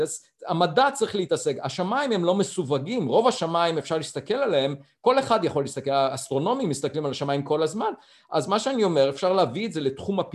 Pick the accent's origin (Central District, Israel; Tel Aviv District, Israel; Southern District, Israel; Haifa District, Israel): Central District, Israel; Beit Hanan; moved away; נולדתי במושב אה, בית חנן ליד ראשון לציון